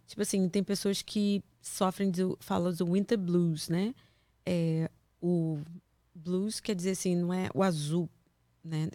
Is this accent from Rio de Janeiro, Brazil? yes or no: yes; Niterói, Rio de Janeiro, Brazil; moved away as an adult; also born or lived in Campos dos Goytacazes; now in United States; eu sou de Niterói. Na verdade, eu nasci em Campos